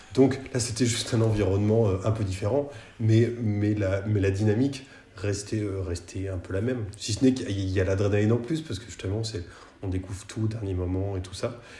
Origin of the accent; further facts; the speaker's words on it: Nantes, Pays de la Loire, France; je suis nantais